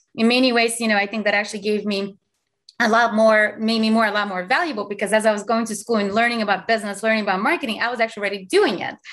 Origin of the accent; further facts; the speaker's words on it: Azerbaijan; English is a second language; now in United States; I'm from Azerbaijan, which used to be part of USSR